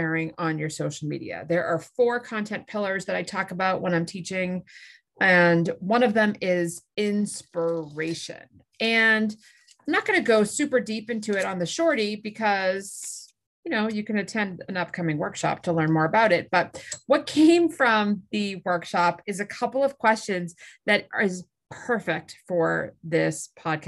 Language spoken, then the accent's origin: English; Massachusetts, United States; I grew up in Massachusetts